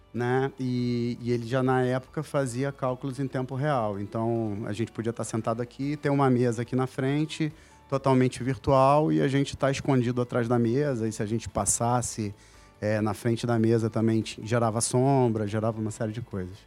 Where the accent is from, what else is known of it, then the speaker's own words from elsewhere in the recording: Manaus, Amazonas, Brazil; moved away as an adult; now in Rio de Janeiro, Brazil; eu sou natural de Manaus, Amazonas